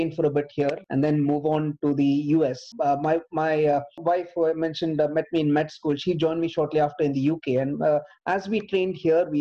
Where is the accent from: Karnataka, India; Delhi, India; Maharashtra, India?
Karnataka, India; Bangalore; now in United Kingdom; I grew up in Bangalore